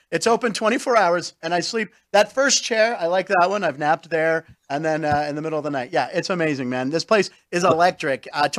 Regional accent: Pittsburgh, Pennsylvania, United States; now in Las Vegas, United States; We're from Pittsburgh.

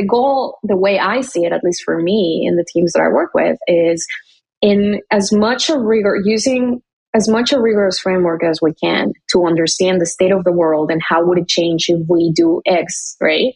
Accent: McAllen, Texas, United States; moved away as an adult; I grew up in McAllen, Texas

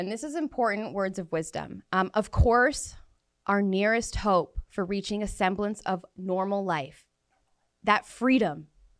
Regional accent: Abbotsford, British Columbia, Canada; My hometown. Abbotsford.

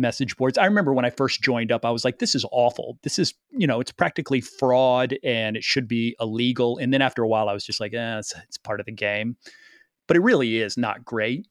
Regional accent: Chapel Hill, North Carolina, United States; moved away; also born or lived in New York; growing up in Chapel Hill, it's not a city of industry

